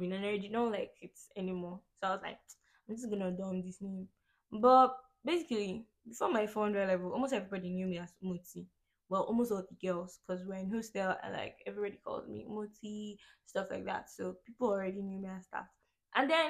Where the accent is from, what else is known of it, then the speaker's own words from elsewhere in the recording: Jos, Plateau, Nigeria; also born or lived in Bokkos; I am from Jos